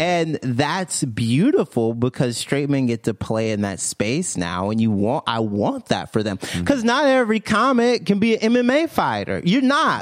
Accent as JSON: {"language": "English", "region": "Mississippi", "country": "United States", "also_born_or_lived": "Alabama / Tampa", "moved": "as an adult", "lives_now": "New York, United States", "said": "I'm from Mississippi originally."}